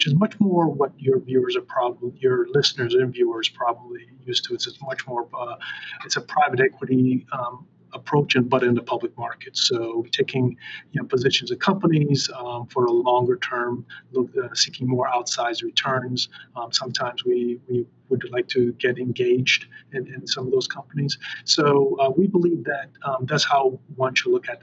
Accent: Boston, Massachusetts, United States; I grew up in Boston

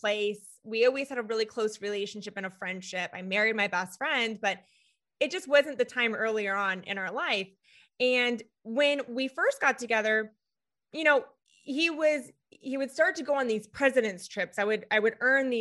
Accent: California, United States; moved away as an adult; now in Florida, United States; we're originally from California

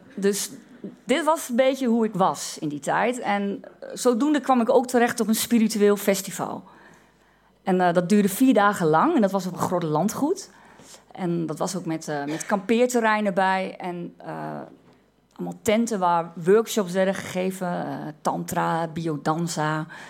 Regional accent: Twente, Overijssel, Netherlands; ik uit Twente kom

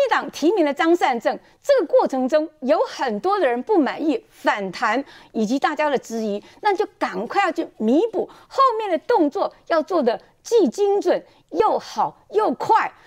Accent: Taoyuan, Taiwan; 我自己啊，是在桃园出生长大的，从小学到高中都是在桃园读书啊，所以对桃园是非常有感情

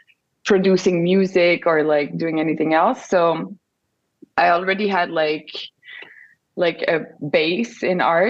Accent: Montreal, Quebec, Canada; accent: French; first language French; English is a second language; I have a French accent because I'm from Montreal, Canada. So my first language is French.

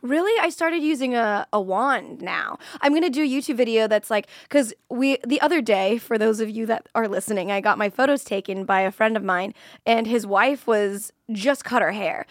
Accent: Florida, United States; I'm from Florida

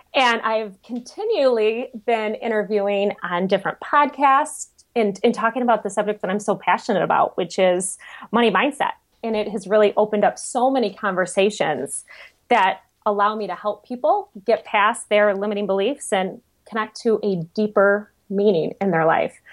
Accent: Michigan, United States; I'm from Michigan

